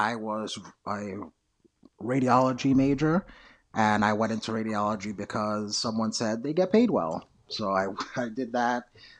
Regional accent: New York City, New York, United States; I grew up in New York City, and I remember love going to FAO Schwartz.

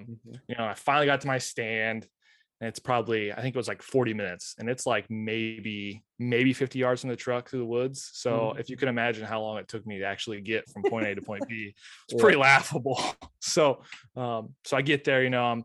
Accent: Lewistown, Illinois, United States; moved away as an adult; now in La Harpe, United States; I usually don't come back to Lewistown very often.

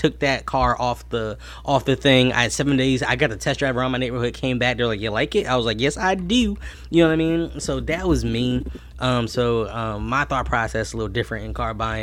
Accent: New Jersey, United States; I'm from New Jersey

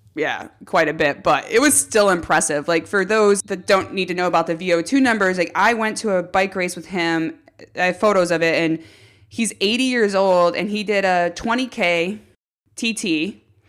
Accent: Los Alamos, California, United States; I grew up in Los Alamos, which is in Santa Barbara County on the central coast of California

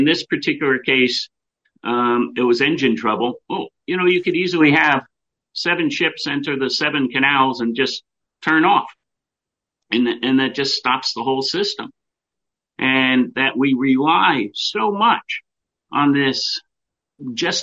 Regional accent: United States; we come together as Americans

